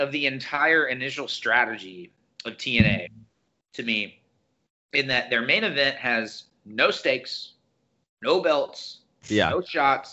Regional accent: Tennessee, United States; we're from Tennessee

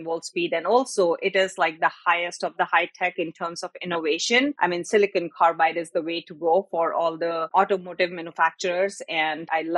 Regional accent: Jakarta, Indonesia; moved away as an adult; also born or lived in Oklahoma; I grew up in Jakarta

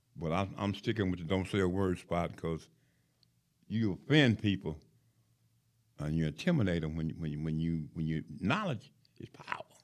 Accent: Knoxville, Tennessee, United States; now in Huntsville, United States; I was born in Knoxville, Tennessee

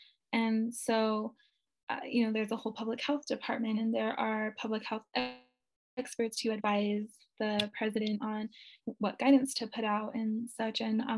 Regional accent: Nambé Pueblo, New Mexico, United States; I'm from Nanbe Pueblo, New Mexico.

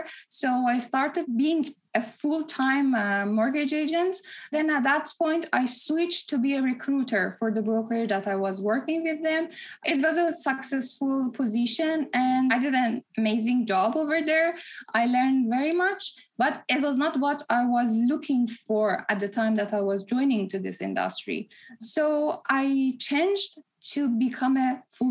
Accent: Tehran, Tehran Province, Iran; also born or lived in Dubai, United Arab Emirates; now in Toronto, Canada; I was born in Tehran, moved to Dubai, and then moved to Toronto.

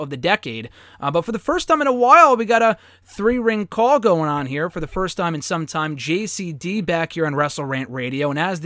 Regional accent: Connecticut, United States; I'm obviously from Connecticut

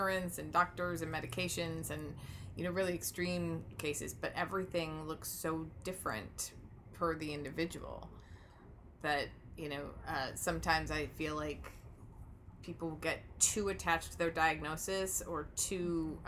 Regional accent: Michigan, United States; accent: Midwestern; When I go to Michigan... for a couple of weeks and I come back, my Midwestern accent has upped, right?

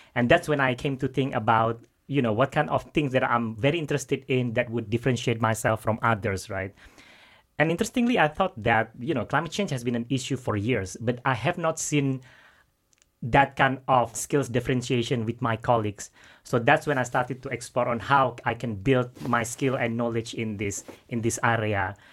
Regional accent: Jakarta, Indonesia; moved away as an adult; now in London, United Kingdom; I'm from Jakarta

